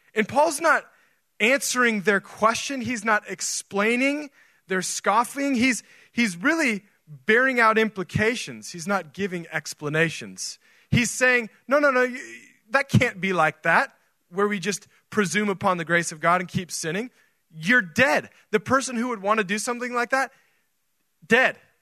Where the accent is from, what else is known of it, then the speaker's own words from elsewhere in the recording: Oregon, United States; now in Texas, United States; I grew up in Oregon